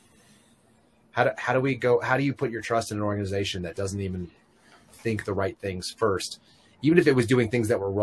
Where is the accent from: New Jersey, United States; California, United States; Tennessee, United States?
California, United States; San Francisco; moved away; I grew up in the Bay Area for a number of years in San Francisco